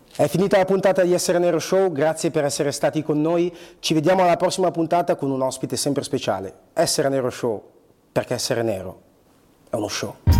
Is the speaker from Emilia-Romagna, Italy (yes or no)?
no; Bergamo, Lombardy, Italy; also born or lived in Angola; now in Milan, Italy; io sono cresciuto a Bergamo, cioè sono nato, um, sono... Uh, sì, cresciuto a Bergamo, sì, sì. poi sono arrivato qua a Milano per studiare recitazione